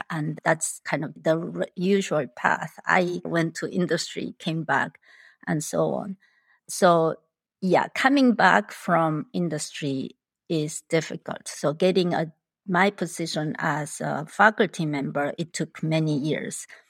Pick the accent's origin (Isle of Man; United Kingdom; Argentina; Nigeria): Argentina; first language Spanish; English is a second language; moved away as an adult; also born or lived in Busan, South Korea; now in Chicago, United States; I was born in South Korea, in Busan. My family immigrated to Argentina when I was eight years old. So, I grew up in Argentina. So, my main language is actually Spanish, not Korean.